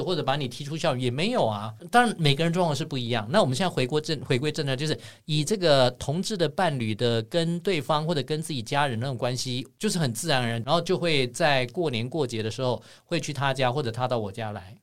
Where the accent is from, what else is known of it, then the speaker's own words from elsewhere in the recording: Taiwan; 我想我们台湾人应该受不了。